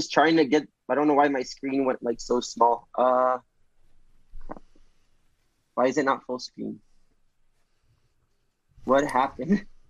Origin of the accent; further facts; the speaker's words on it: New Brunswick, New Jersey, United States; I'm from New Jersey, and I was born next to Rutgers.